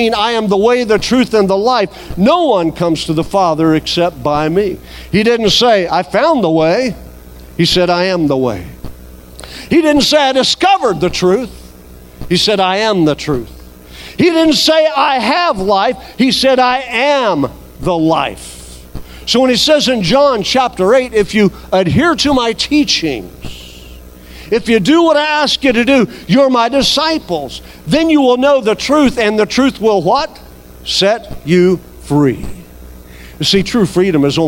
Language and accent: English; United States; as an American